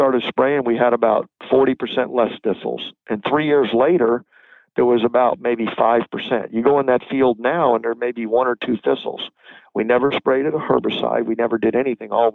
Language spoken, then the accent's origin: English; Florida, United States; now in North Carolina, United States; I was born in Florida.